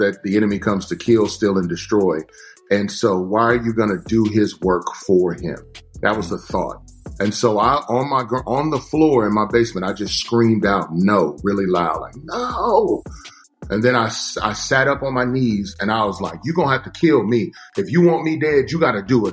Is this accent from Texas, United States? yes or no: yes; Texas, United States; growing up in Texas